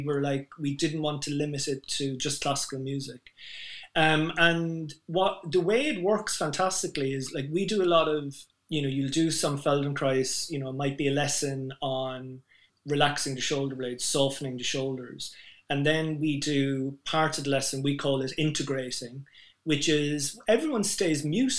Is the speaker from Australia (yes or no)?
no; Ireland; I'm Irish